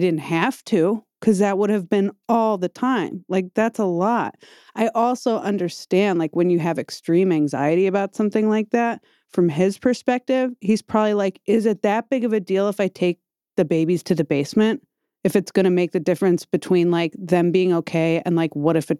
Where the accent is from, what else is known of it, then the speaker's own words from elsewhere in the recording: Midwest, United States; I'm from the Midwest too.